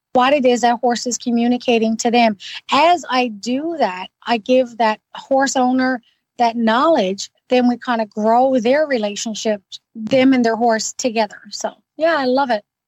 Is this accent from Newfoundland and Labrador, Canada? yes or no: yes; Newfoundland and Labrador, Canada; now in Ottawa, Canada; I'm originally from Newfoundland. Now I've been gone for quite a long time